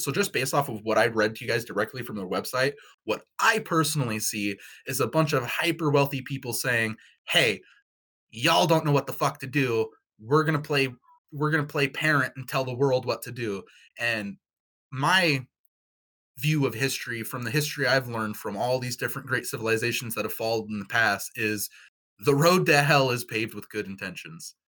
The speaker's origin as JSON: {"language": "English", "region": "Pacific Northwest", "country": "United States", "said": "we're all from the Pacific Northwest"}